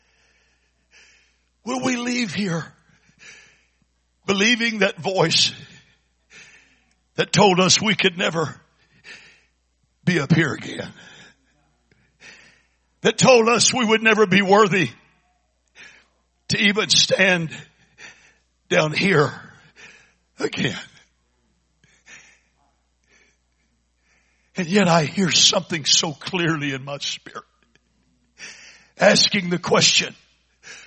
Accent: Port Arthur, Texas, United States; I was raised in First Pentecostal Church in Port Arthur

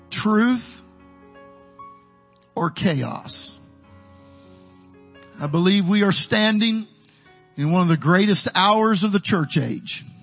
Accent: Midwest, United States; now in Texas, United States; Down in the valley, I'm a gringo from the Midwest. To all of you Texans, I'm a Yankee.

